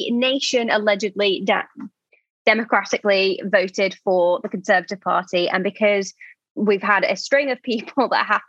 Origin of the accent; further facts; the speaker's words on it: Blackpool, North West England, United Kingdom; I grew up in Blackpool.